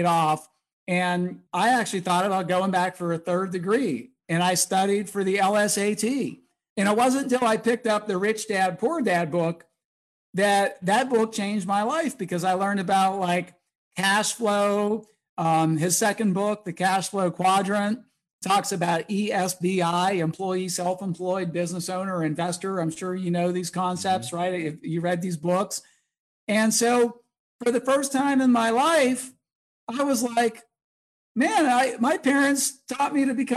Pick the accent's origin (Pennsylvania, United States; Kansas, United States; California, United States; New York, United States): Pennsylvania, United States; Pittsburgh; I grew up in Pittsburgh